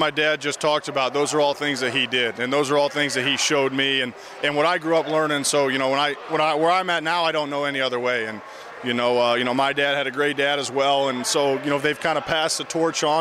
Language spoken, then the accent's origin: English; Fishers, Indiana, United States; I grew up in Fishers, and I've been able to come back and play, you know, close to home